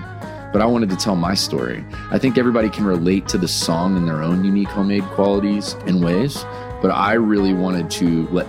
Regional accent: Vero Beach, Florida, United States; moved away as an adult; also born or lived in Winter Haven, Florida; now in Nashville, United States; Growing up in Vero is honestly kind of like a fairy tale, really.

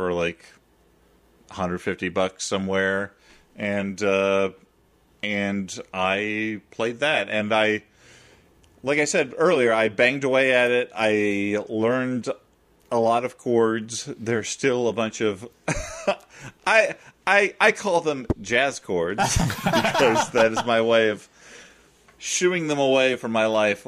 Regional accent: Central Illinois, United States; now in New York, United States; in my house growing up in Central Illinois

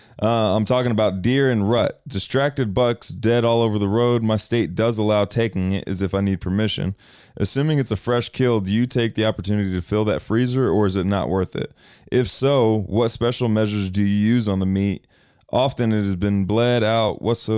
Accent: Kansas, United States; I grew up in Kansas

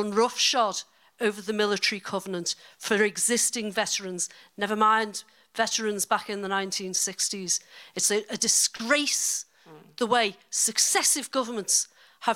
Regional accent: Liverpool, North West England, United Kingdom; now in Dorset, United Kingdom; I'm originally from Liverpool, as you can probably hear from my accent, but I actually live in Dorset.

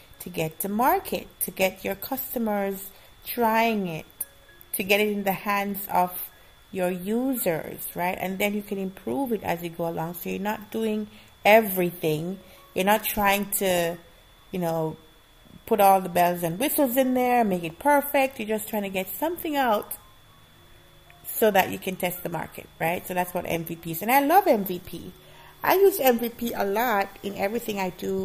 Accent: Jamaica; moved away; I used to eat a lot when I was growing up in Jamaica

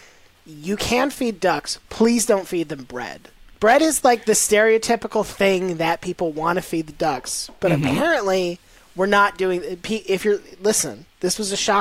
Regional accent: Florida, United States; I grew up in Florida.

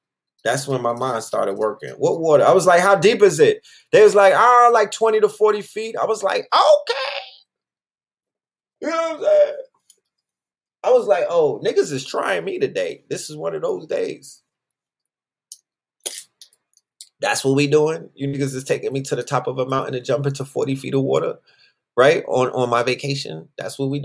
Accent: New York, United States; I'm from New York

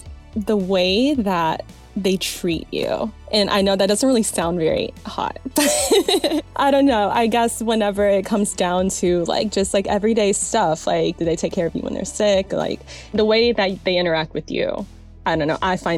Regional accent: San Diego, California, United States; also born or lived in Atlanta / North Carolina / Los Angeles; I was born in Atlanta, but raised in San Diego and North Carolina.

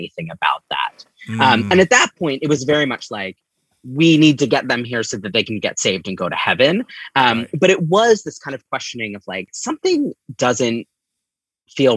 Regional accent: Upper Black Eddy, Pennsylvania, United States; I grew up in Upper Black Eddy, which is right on the border of New Jersey between New Hope and Easton

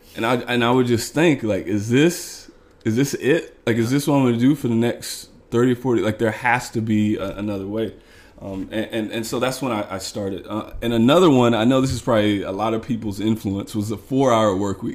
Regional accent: Missouri, United States; moved away as an adult; now in Chicago, United States; I'm originally from Missouri

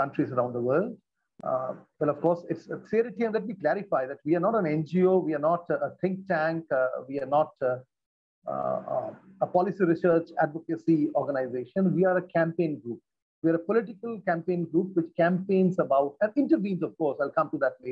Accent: eastern India, India; also born or lived in Kolkata; I'm from the eastern part of India. I stay in the city called Calcutta, which is officially called Kolkata, of course.

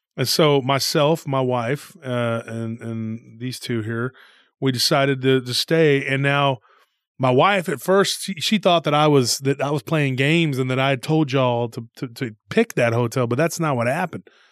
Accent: Texas, United States; we're from Texas

